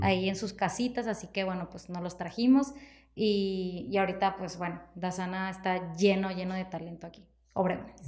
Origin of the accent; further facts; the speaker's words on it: Ciudad Obregón, Sonora, Mexico; also born or lived in Mexico City; yo quería regresar a mi pueblo. y regreso en el dos mil dieciocho